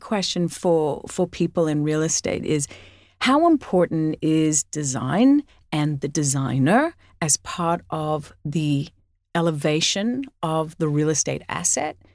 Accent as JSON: {"language": "English", "town": "Sydney", "region": "New South Wales", "country": "Australia", "tie": "born or raised there", "said": "I grew up in Australia"}